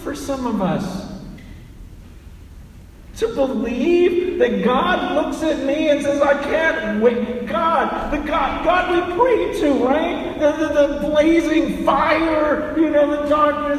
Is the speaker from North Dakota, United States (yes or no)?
no; San Francisco, California, United States; I was born right here in San Francisco, in Chinatown, in the hospital.